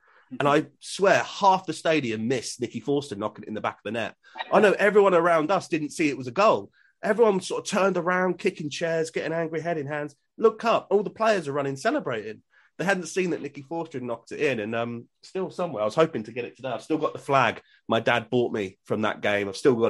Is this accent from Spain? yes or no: no; Reading, South East England, United Kingdom; moved away as an adult; now in Swindon, United Kingdom; I was born in Reading and grew up in Berkshire.